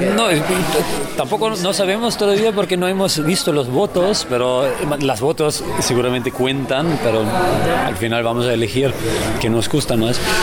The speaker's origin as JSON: {"language": "Spanish", "country": "Austria", "second_language": "Spanish", "moved": "as an adult", "lives_now": "Barcelona, Spain", "said": "yo soy de Austria"}